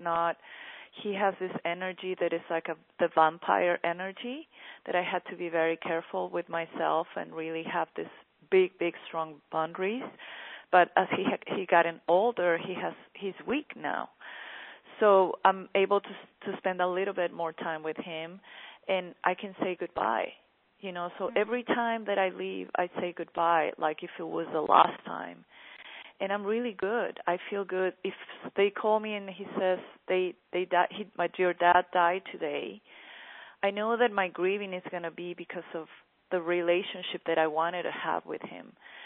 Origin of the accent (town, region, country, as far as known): Mexico